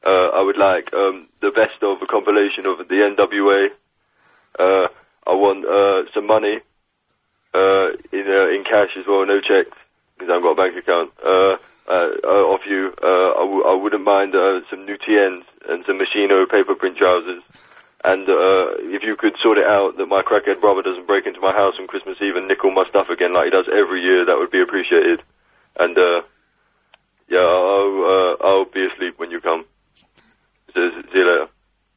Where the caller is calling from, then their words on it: London, United Kingdom; I'm calling from Sutton in South London.